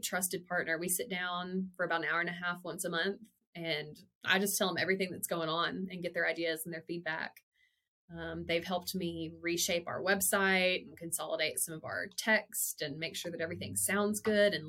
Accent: Weiner, Arkansas, United States; now in Fayetteville, United States; born and bred in Wiener, Arkansas

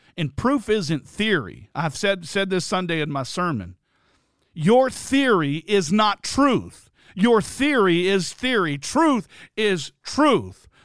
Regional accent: Bluffton, United States; in Bluffton in my hometown

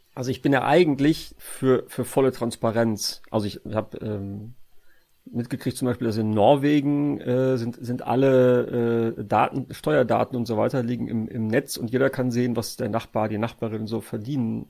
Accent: Sauerland, North Rhine-Westphalia, Germany; ich komme ja aus Westfalen, äh, beziehungsweise das sage ich immer nur, um zu verschleiern, dass ich eigentlich aus dem Sauerland komme

